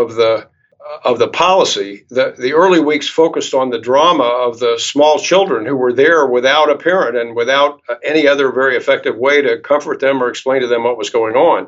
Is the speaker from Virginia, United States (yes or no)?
yes; Charlottesville, Virginia, United States; Charlottesville, which is my hometown